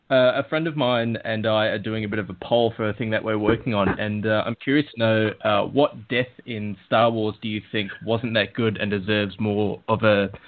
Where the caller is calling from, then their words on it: Melbourne, Victoria, Australia; Uh, hi, mate. Uh, this is … from Melbourne.